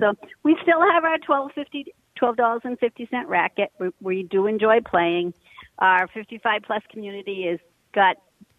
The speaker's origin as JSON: {"language": "English", "region": "New England", "country": "United States", "said": "I'm a Yankee from New England"}